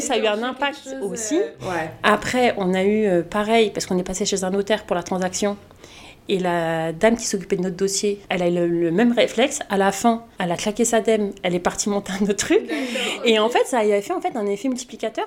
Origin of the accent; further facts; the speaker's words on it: Colombes, Île-de-France, France; Je suis née à Colombes, j'ai grandi à Colombes, donc j'ai un attachement particulier à ma ville